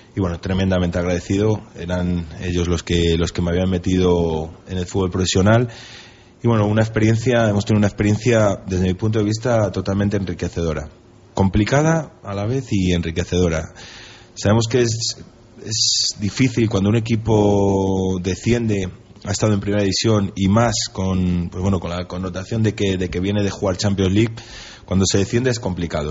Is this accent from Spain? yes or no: yes; Valladolid, Castile and León, Spain; also born or lived in Salamanca; nacer nací en Salamanca, pero he vivido de, bueno, desde, desde, siempre en Valladolid. Me considero vallisoletano